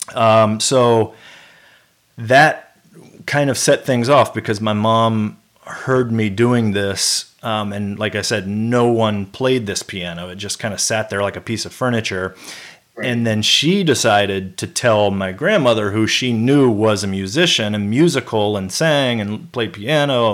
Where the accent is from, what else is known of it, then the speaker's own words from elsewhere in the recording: Memphis, Tennessee, United States; also born or lived in California; moved to Memphis, Tennessee